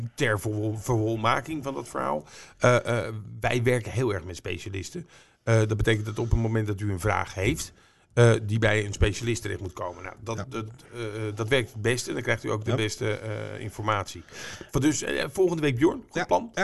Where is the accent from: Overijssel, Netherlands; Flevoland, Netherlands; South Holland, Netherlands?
Flevoland, Netherlands; Almere; Ik kom uit Almere.